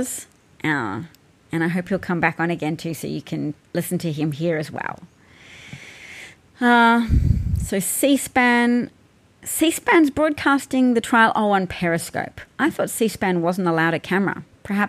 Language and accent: English; Australia